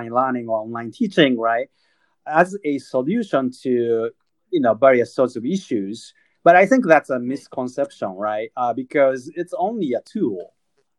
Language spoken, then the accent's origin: English; Tokyo, Japan; moved away; I was born and raised up in, and I'm originally from Tokyo.